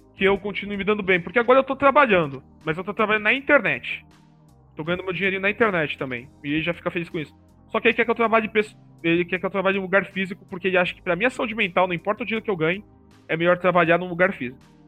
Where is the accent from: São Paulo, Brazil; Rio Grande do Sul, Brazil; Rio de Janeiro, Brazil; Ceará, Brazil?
São Paulo, Brazil; a minha avó foi lá e gastou mais dinheiro só para eu voltar aqui para São Paulo